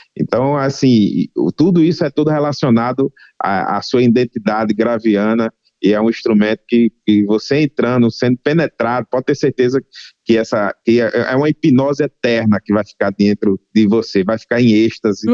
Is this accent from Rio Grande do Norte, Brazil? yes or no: yes; Rio Grande do Norte, Brazil; minha terra natal, Rio Grande do Norte